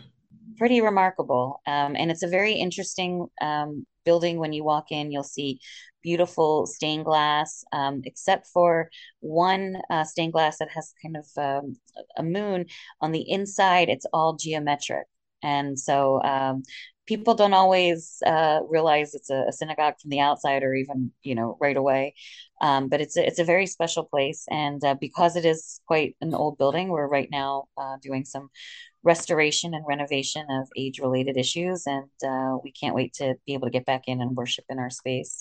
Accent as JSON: {"language": "English", "town": "Philadelphia", "region": "Pennsylvania", "country": "United States", "tie": "born or raised there", "also_born_or_lived": "greater New York area", "moved": "yes", "lives_now": "Wilmington, United States", "said": "Growing up in Philly, I knew Wilmington, Delaware."}